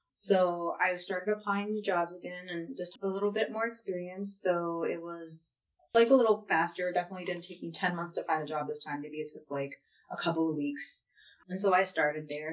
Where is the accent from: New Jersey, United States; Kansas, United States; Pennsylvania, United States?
Pennsylvania, United States; Philadelphia; I grew up in West Philadelphia